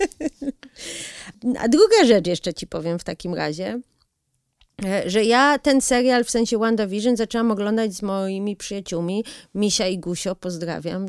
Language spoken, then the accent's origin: Polish; United States; now in Poland; ja się w, w, wychowałam, du, lwią część mojego dzieciństwa spędziłam w Stanach